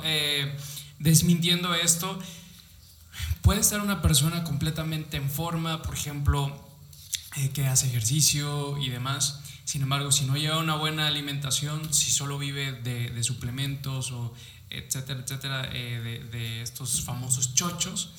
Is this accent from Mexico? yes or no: yes; Mexico; como buenos mexicanos nos encantan